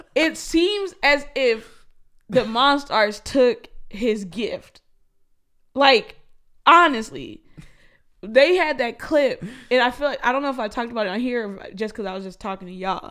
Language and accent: English; Minnesota, United States; as a Minnesotan